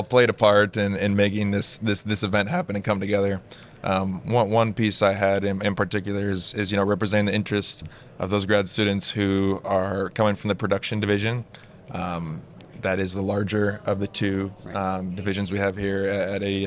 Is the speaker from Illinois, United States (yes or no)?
no; Oregon, United States; moved away as an adult; also born or lived in upstate New York; I'm originally from Oregon, West Coast originally. Grew up on my family's, we had Christmas trees, pumpkin farm growing up